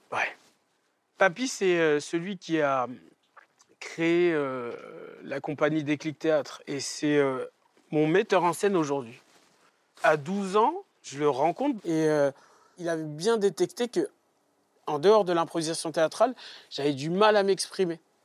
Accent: Trappes, Île-de-France, France; moi, j'ai grandi à Trappes

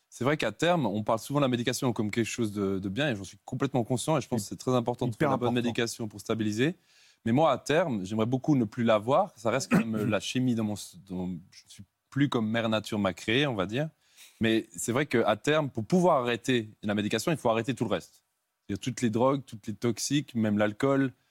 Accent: Switzerland; Je suis suisse.

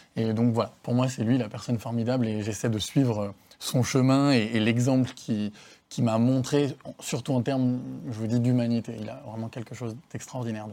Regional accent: Savoie, Auvergne-Rhône-Alpes, France; moved away as an adult; also born or lived in Paris / Southern Italy; chez moi en Savoie

